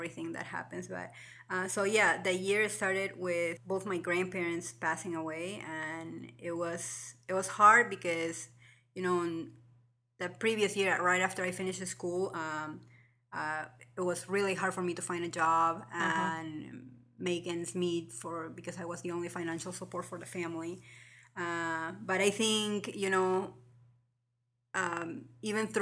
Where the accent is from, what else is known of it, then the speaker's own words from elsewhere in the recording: Lima, Peru; moved away as an adult; also born or lived in Des Moines, Iowa; now in Ames, United States; from Lima, Peru. I was born and raised there. And I came here to the U.S. almost like 13 years ago in 2003.